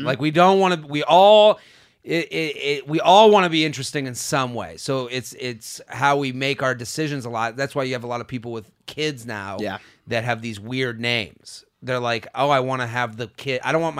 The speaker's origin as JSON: {"language": "English", "region": "England", "country": "United Kingdom", "lives_now": "Canada", "said": "So this, as an English girl living in Canada and have dated my way around the world, I've encountered both types of penis."}